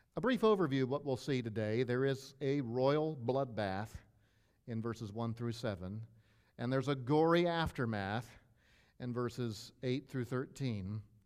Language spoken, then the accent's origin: English; Maryland, United States; moved away; I grew up in Maryland